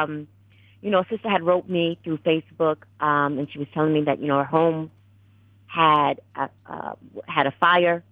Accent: New England, United States; I was born and raised in New England

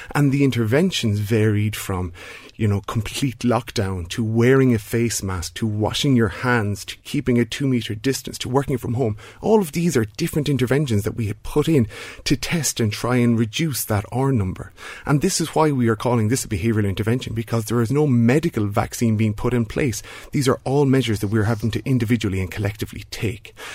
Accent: Ireland; a country like Ireland, where we all identify as being Irish

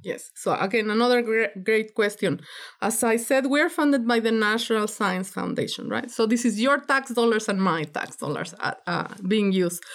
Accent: Mexico; now in United States; I'm from Mexico

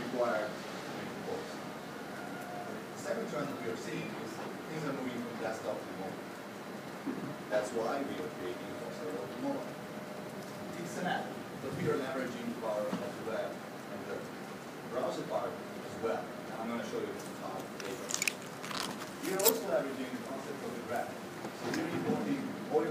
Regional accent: Slovenia; I'm not from Estonia, I'm from Slovenia, another tiny country with great technical knowledge and great people

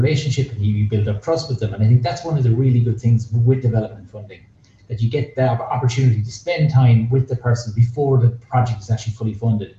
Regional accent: Ennis, County Clare, Ireland; I'm from Ennis

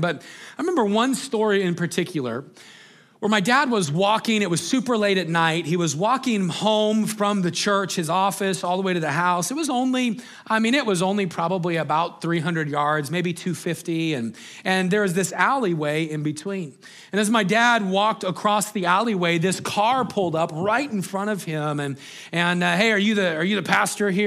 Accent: Greeley, Colorado, United States; we grew up in Greeley, Colorado

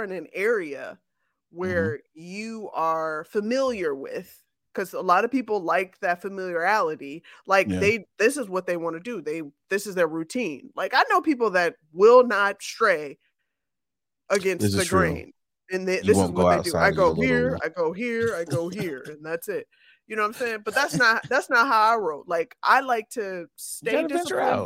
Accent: Chicago, Illinois, United States; Chicago is always going to have a special place in my heart because I'm a Chicagoan

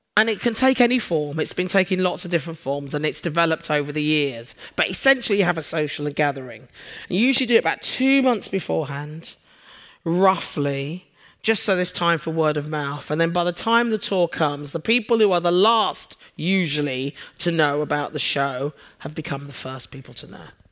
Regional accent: London, United Kingdom; now in Sheffield, United Kingdom; for those of you who are familiar with the accent, I'm a Londoner. I moved up north.

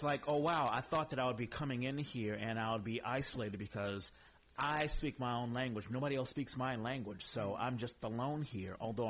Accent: East Coast, United States; moved away; also born or lived in Texas; I was born in Texas, but I'm really from the East Coast. I'm black.

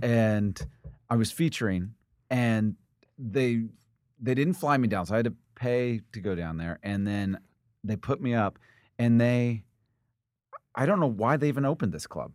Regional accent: Indianapolis, Indiana, United States; moved away; also born or lived in Missouri / New York; I moved to Indiana when I was, uh, four, and spent most of my life in Indiana

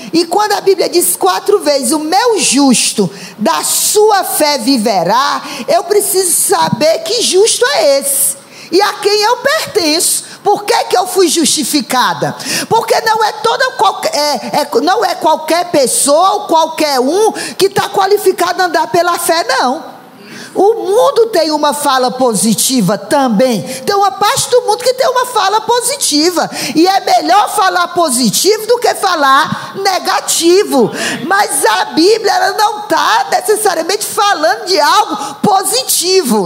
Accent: Ceará, Brazil; also born or lived in Rio de Janeiro; now in São Paulo, Brazil; quando eu estudei português, né, na escola primária do governo do estado do Ceará

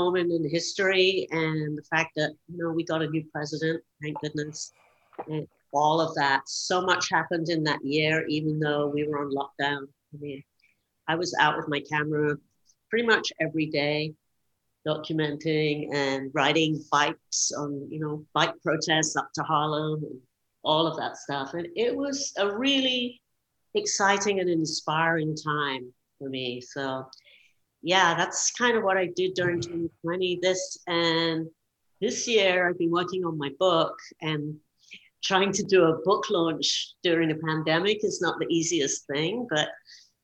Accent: London, United Kingdom; growing up in London

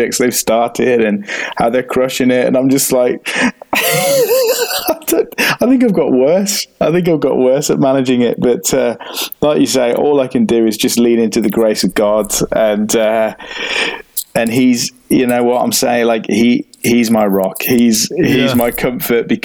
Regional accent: United Kingdom; as a British man

